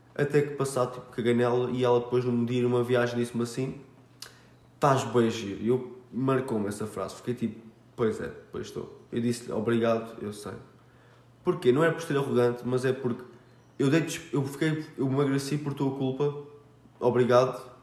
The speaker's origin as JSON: {"language": "Portuguese", "town": "Almada", "region": "Setúbal", "country": "Portugal", "tie": "born or raised there", "said": "Minha terrinha é Charnaquinha, da Caparica"}